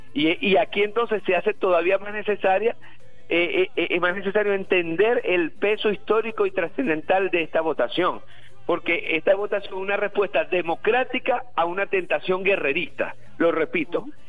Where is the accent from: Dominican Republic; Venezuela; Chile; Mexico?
Venezuela; como venezolanos